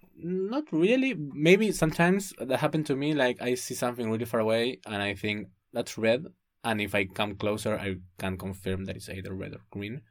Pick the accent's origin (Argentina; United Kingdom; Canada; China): Argentina; Buenos Aires; moved away as an adult; I'm from Buenos Aires